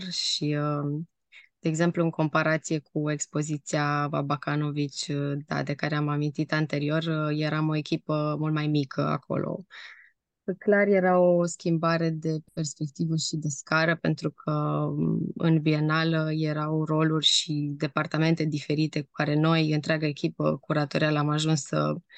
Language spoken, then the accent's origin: Romanian; Timișoara, Timiș County, Romania; moved away; also born or lived in Amsterdam; eu sunt din Timișoara